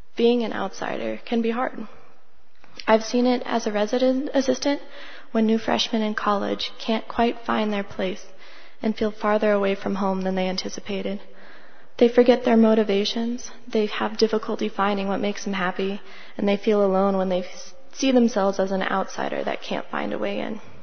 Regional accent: Longmont, Colorado, United States; also born or lived in Grand Junction; I was born and raised here in Longmont

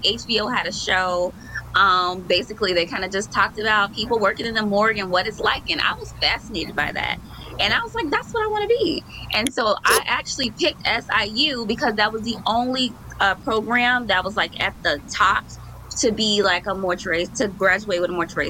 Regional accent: Chicago, Illinois, United States; I like living close to my mom, but I don't live like in that area anymore. I'm still like 20 minutes away, but I'm on the south side of Chicago

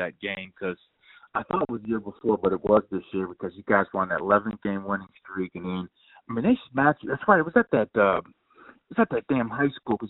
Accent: Cincinnati, Ohio, United States; growing up in Cincinnati

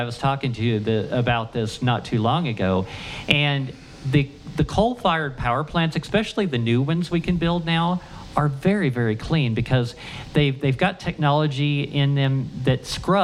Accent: Ohio, United States; I grew up in Ohio

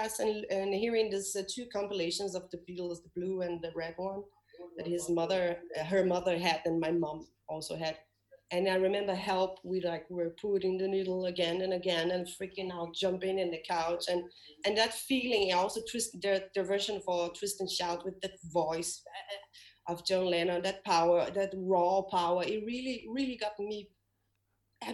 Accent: Rio de Janeiro, Brazil; English is a second language; moved away as an adult; also born or lived in London; now in Denmark; Rio, my hometown

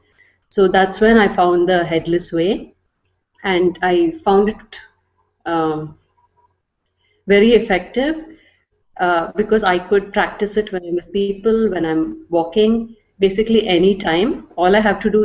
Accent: Bangalore, Karnataka, India; I'm from Bangalore, India.

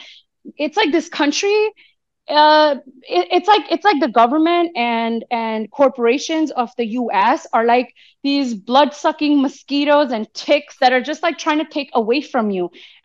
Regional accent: United States; as an American who lives in the belly of the beast

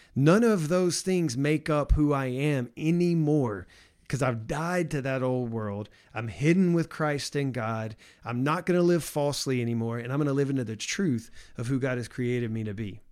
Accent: the South, United States; growing up as how I grew up in the South

